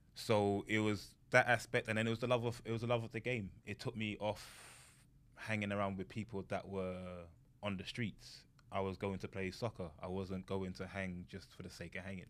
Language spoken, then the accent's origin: English; London, United Kingdom; moved away as an adult; now in United States; I grew up in London